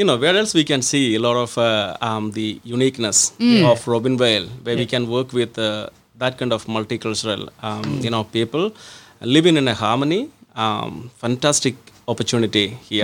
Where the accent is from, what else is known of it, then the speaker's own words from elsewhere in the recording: India; moved away as an adult; also born or lived in Mildura, Australia / Adelaide, Australia; now in Australia; Come from Mildura. From there I come from Adelaide. From there I come from India.